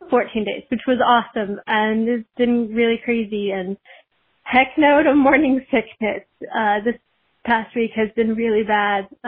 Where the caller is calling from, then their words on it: Michigan, United States; I'm calling from Michigan